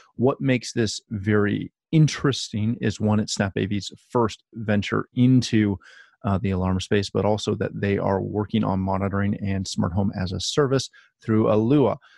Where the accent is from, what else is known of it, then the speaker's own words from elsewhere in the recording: Canada; myself being a Canadian guy